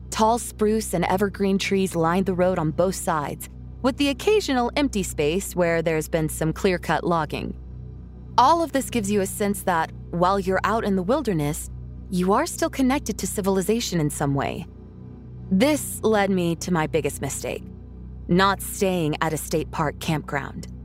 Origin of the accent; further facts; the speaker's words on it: Anchorage, Alaska, United States; I was born and raised in Anchorage, the only big city in the state.